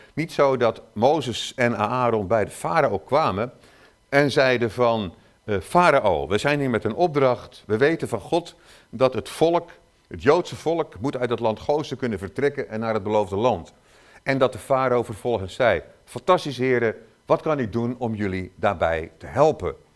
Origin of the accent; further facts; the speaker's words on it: Zeeland, Netherlands; ik kom uit Zeeland